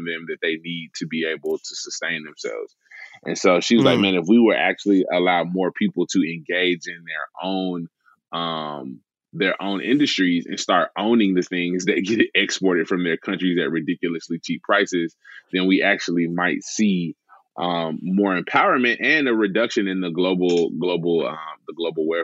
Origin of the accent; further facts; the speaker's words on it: Memphis, Tennessee, United States; I grew up in Memphis my whole life